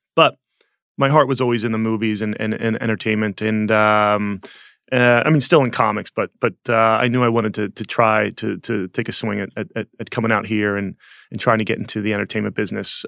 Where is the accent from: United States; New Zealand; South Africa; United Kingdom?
United States; outside of Philadelphia, Pennsylvania; I grew up outside of Philadelphia